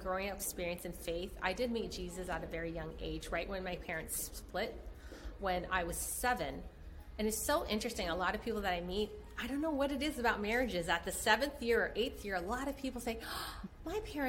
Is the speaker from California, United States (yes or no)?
yes; San Francisco, California, United States; I was born in San Francisco, Chinatown